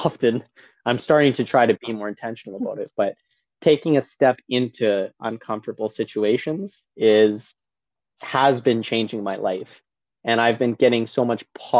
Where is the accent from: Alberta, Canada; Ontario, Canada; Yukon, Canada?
Alberta, Canada; Lacombe; in Lacombe in my hometown in Alberta